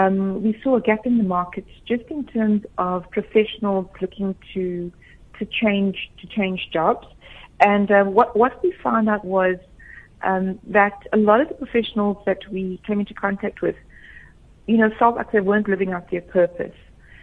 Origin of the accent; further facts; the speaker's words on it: Durban, KwaZulu-Natal, South Africa; So my background is I'm actually from Durban, from a community called Sydenham. And growing up, I went to St. Anne's Catholic Church.